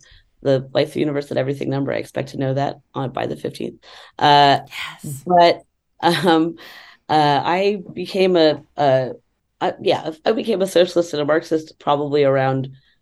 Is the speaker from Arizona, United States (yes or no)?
no; Texas, United States; moved away as an adult; also born or lived in New York City; flying from Texas, where I grew up, to New York City.